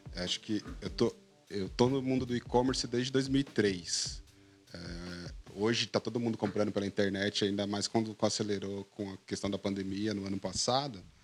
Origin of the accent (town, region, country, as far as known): Brazil; born or raised there